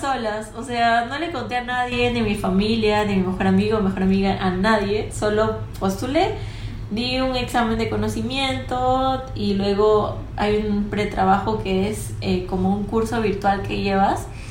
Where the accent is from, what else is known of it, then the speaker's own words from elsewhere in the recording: Piura, Peru; Yo vengo de Piura entonces veía muchos agricultores